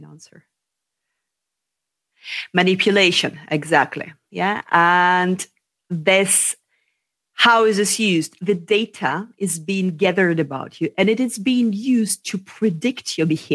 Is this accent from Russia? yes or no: yes; Russia; moved away as an adult; also born or lived in London; I was born in Russia